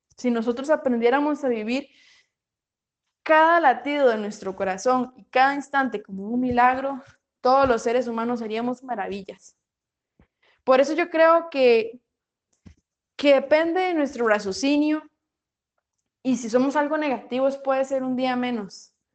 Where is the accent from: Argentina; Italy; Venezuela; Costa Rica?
Costa Rica; Paraíso, Cartago; soy de Costa Rica, de Paraíso de Cartago